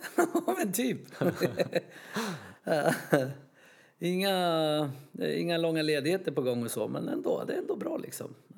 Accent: Sweden; som svensk

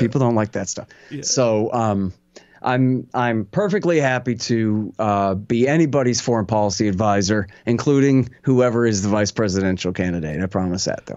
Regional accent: Austin, Texas, United States; this is my hometown

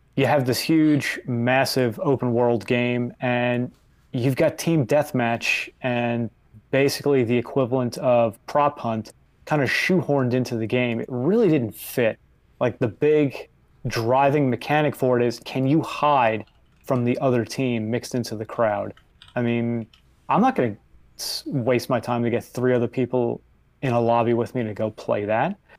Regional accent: New York, United States; I'm a New Yorker and I love my New York environment

